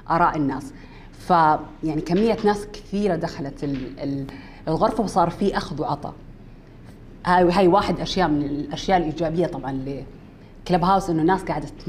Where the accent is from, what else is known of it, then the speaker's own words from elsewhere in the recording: Saudi Arabia; واحنا دوله اسلاميه وشيء ثابت عندنا بالسعوديه من يوم كنا صغار